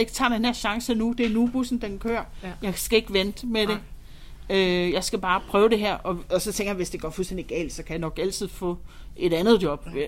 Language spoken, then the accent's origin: Danish; Holstebro, Central Denmark Region, Denmark; moved away; also born or lived in London; Jeg er vokset op i Vestjylland, øh, Holstebro, nærmere betegnet.